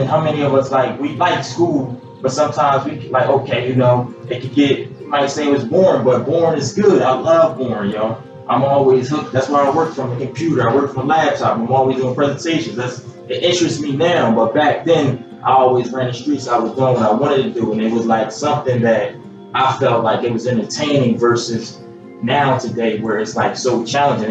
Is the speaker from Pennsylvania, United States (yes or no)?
yes; Philadelphia, Pennsylvania, United States; born and raised in Philly, uh, and you know, that's where I spent most of my life